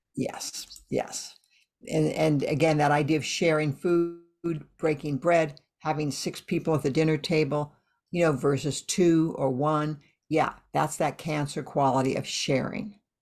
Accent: Iowa, United States; I grew up in Iowa

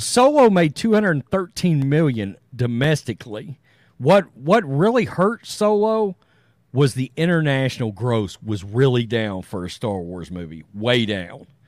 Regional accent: East Texas, United States; I'm some redneck from East Texas

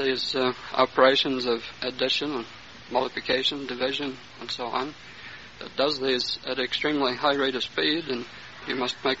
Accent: North Carolina, United States; now in Los Angeles, United States; I come from the Smoky Mountains in North Carolina.

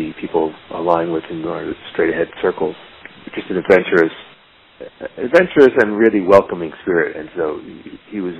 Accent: Toronto, Ontario, Canada; moved away as an adult; also born or lived in Hamilton, Ontario / Kincardine, Ontario / Montreal; now in New York, United States; I was born in Hamilton, Ontario, and I was raised in a small town called Kincardine, but mostly in Toronto, Ontario, and I lived there until I was in my mid-20s

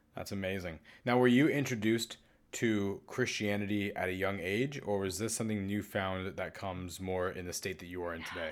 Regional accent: California, United States; as a Californian

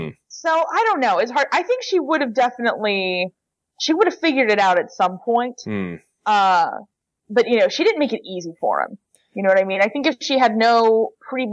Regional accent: Cincinnati, Ohio, United States; accent: Ohio; my homeland, of Cincinnati, Ohio

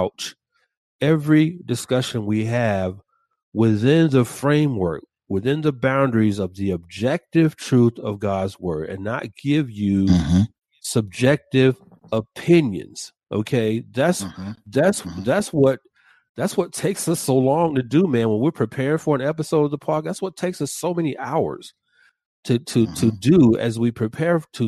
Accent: Atlanta, Georgia, United States; my hometown of Atlanta

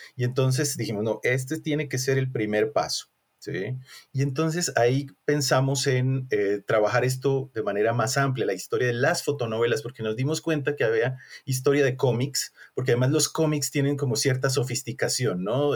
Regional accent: Colombia; moved away as an adult; now in Mexico; soy colombiano, somos compatriotas

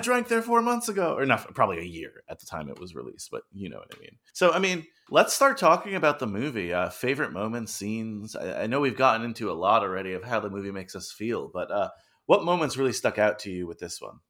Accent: Old Tappan, New Jersey, United States; I grew up in Old Japan, New Jersey

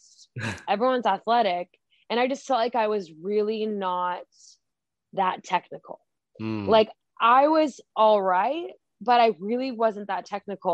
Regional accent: Pacific Northwest, United States; also born or lived in Idaho; I'm from the Pacific Northwest

